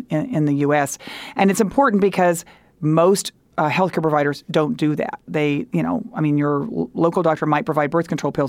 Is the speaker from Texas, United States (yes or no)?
yes; Texas, United States; moved away; I grew up in Texas